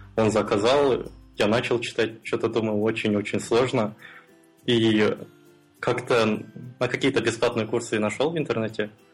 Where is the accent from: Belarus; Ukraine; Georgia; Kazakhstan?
Kazakhstan; Almaty; Я из Алматы, это город в Казахстане